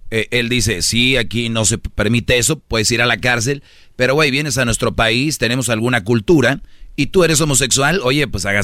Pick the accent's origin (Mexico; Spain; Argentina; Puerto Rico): Mexico; somos mexicanos